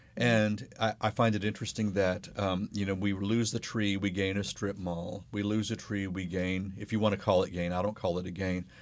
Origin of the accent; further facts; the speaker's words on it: United States; I'm American